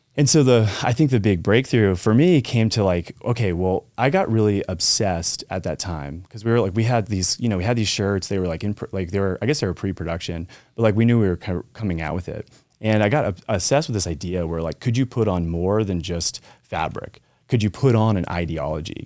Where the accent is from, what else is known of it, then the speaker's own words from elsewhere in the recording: Colorado, United States; I lived in Colorado, so I grew up in Colorado.